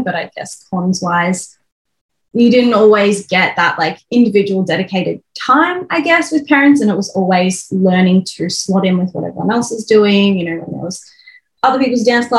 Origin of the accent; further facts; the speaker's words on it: Melbourne, Victoria, Australia; moved away as an adult; now in Brisbane, Australia; But I grew up in Melbourne and I'm now in Brisbane